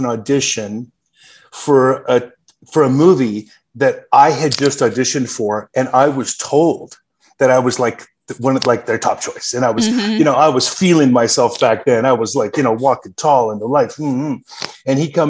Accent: Canada; accent: Canadian; also born or lived in Spokane, Washington, United States; now in Los Angeles, United States; I grew up in Canada for 10 years before I relocated back to Los Angeles.

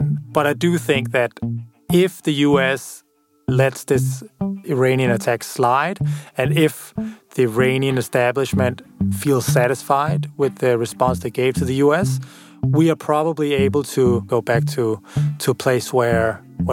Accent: Denmark; a blonde, blue-eyed guy from Denmark

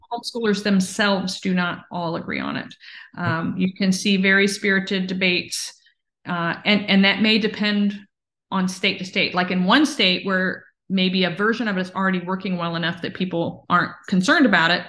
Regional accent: Virginia, United States; my home state of Virginia

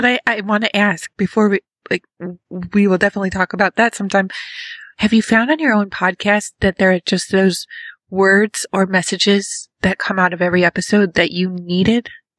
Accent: Rochester, New York, United States; moved away; I grew up outside of Rochester, New York.

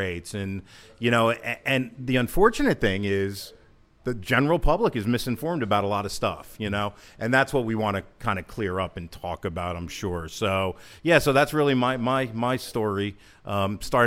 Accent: Hazlet, New Jersey, United States; I grew up here in Hazlitt

